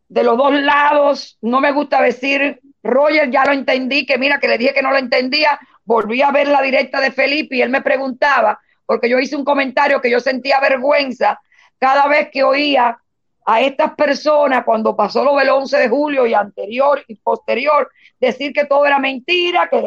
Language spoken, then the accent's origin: Spanish; Cuba; somos cubanos y todos tenemos que ponernos del lado de la verdad y todos tenemos que tener una Cuba para todos nosotros.